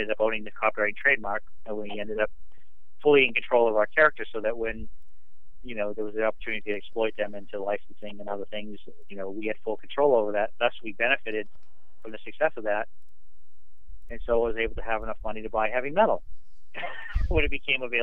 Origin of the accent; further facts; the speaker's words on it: Maine, United States; I grew up in Maine